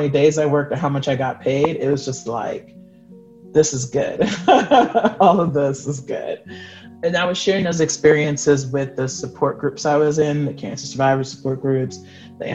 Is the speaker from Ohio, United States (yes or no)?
no; New York City, New York, United States; native of New York City